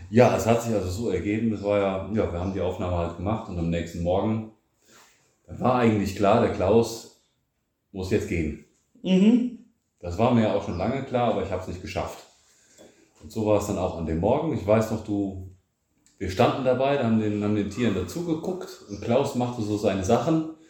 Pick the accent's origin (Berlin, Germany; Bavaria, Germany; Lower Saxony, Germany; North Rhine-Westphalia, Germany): North Rhine-Westphalia, Germany; near Lippstadt; now in Bulgaria; Wir sind ja da aus der Region